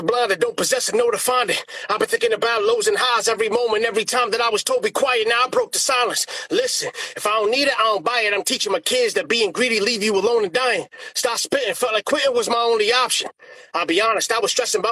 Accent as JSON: {"language": "English", "town": "Providence", "region": "Rhode Island", "country": "United States", "said": "I'm from Providence, Rhode Island"}